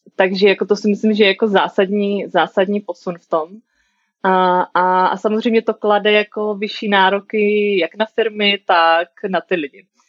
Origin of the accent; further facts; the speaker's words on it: Brno, South Moravian Region, Czechia; moved away as an adult; also born or lived in United States; now in Prague, Czechia; jsem z Brna